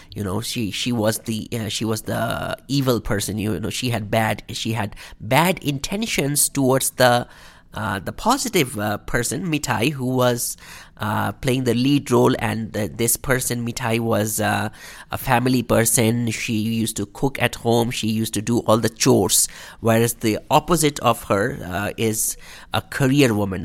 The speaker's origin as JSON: {"language": "English", "country": "India", "moved": "as an adult", "lives_now": "Calgary, Canada", "said": "as a Indian person, as a person of Indian heritage or South Asian background"}